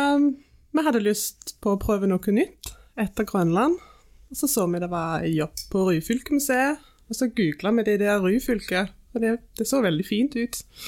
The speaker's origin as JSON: {"language": "Norwegian", "town": "Silkeborg", "region": "Central Denmark Region", "country": "Denmark", "tie": "born or raised there", "also_born_or_lived": "England / Greenland", "second_language": "Norwegian", "moved": "as an adult", "lives_now": "Suldal, Norway", "said": "Jeg er født og oppvokst i Danmark"}